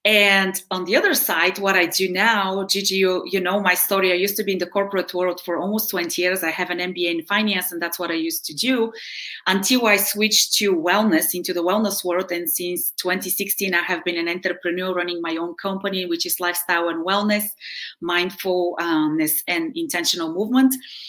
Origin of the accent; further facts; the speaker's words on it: Bulgaria; English is a second language; now in United States; So I am originally from Bulgaria, which is in Eastern Europe. I have been in the US since 1992. And I'm, I guess, at this point more Americanized than Bulgarian. But I did high school here. I did college here.